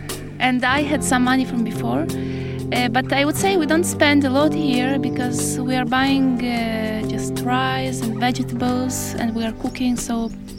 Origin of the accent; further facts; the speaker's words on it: Ukraine; now in Israel; I have to say, yeah, I'm from Ukraine, to invent all these fake stories, to remember what was back in Ukraine.